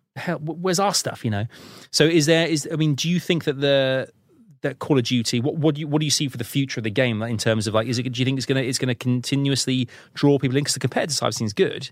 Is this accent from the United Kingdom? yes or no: yes; United Kingdom; being British